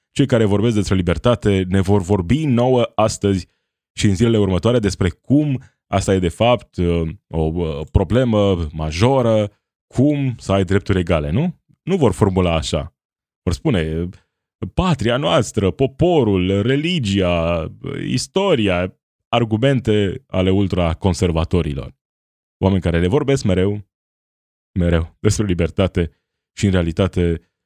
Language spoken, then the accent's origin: Romanian; Romania